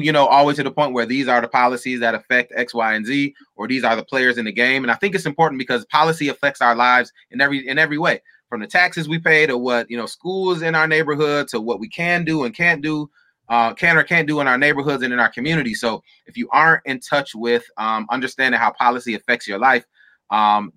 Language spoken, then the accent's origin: English; Battle Creek, Michigan, United States; I'm from Battle Creek, Michigan.